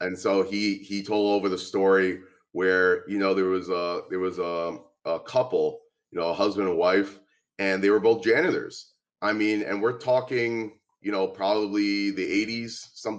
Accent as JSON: {"language": "English", "town": "Miami", "region": "Florida", "country": "United States", "moved": "yes", "lives_now": "Teaneck, United States", "said": "I'm from Miami"}